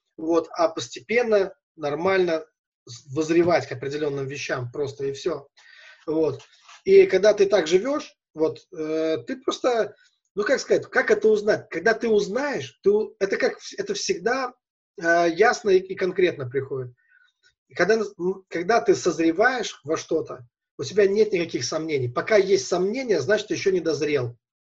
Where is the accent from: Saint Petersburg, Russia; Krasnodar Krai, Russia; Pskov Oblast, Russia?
Pskov Oblast, Russia; Velikiye Luki; я из Великих Лук